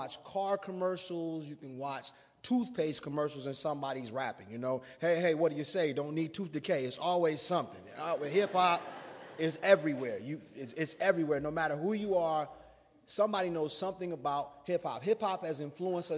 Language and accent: English; South Bend, Indiana, United States; now in Goshen, United States; I was born in South Bend, but I'm a resident of the metropolis of Goshen, Indiana.